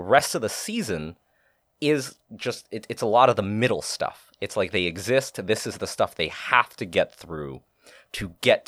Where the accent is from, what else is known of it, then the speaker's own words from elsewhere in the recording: Boston, Massachusetts, United States; Because I'm from Boston.